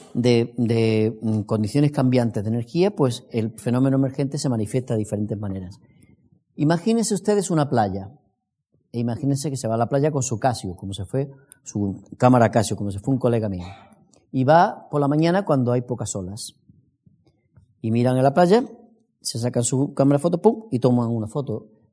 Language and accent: Spanish; Andalusia, Spain; accent: Andalusian; yo soy andaluz como se nota en mi acento